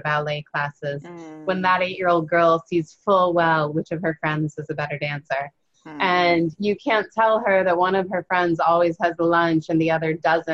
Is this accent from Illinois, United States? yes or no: yes; Chicago, Illinois, United States; I grew up in Chicago